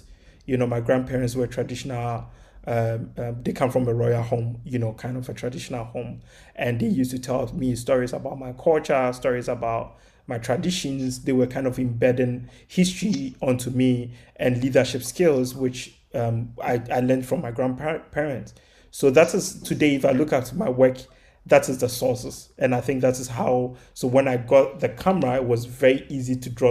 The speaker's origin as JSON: {"language": "English", "town": "Kumasi", "region": "Ashanti", "country": "Ghana", "tie": "born or raised there", "moved": "as an adult", "lives_now": "New York, United States", "said": "I grew up in Kumasi. It's the second largest city in Ghana"}